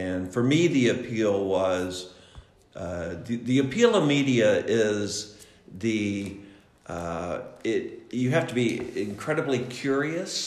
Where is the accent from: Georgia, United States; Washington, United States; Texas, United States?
Georgia, United States; Atlanta; moved away as an adult; I grew up in Atlanta, Georgia